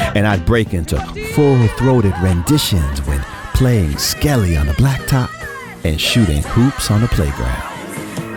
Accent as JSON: {"language": "English", "town": "New York City", "region": "New York", "country": "United States", "tie": "born or raised there", "said": "a little black kid growing up in Brooklyn"}